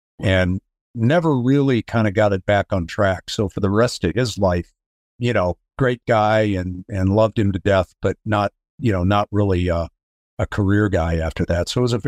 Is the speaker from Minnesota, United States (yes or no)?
no; Denver, Colorado, United States; I grew up in Denver, Colorado. I am the youngest of four kids